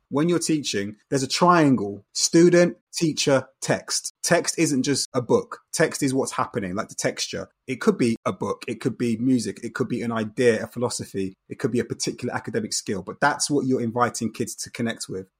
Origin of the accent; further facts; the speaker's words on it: London, United Kingdom; Growing up in Brixton in the nineteen eighties and nineties, you have to remember straight away that contextually, you're in a very, very multicultural setting